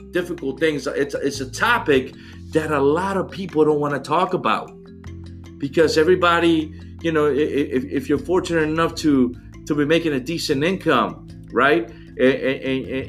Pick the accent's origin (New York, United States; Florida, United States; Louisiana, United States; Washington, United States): Louisiana, United States; New Orleans; now in Atlanta, United States; I live in Atlanta now and I'm from New Orleans, and everybody knew everybody down there in New Orleans